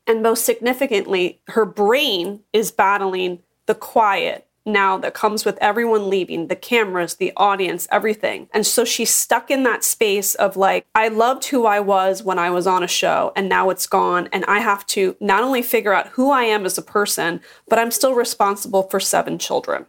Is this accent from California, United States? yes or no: no; Philadelphia, Pennsylvania, United States; also born or lived in Washington, D.C. / Los Angeles; now in Orange County, United States; I'm originally from Philadelphia and then moved to D C, and then I went to L